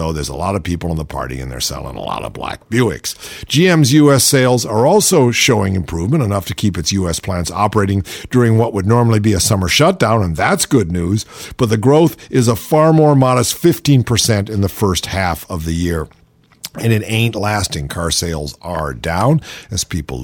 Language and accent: English; Cleveland, Ohio, United States; I grew up in Cleveland, and it was a big car town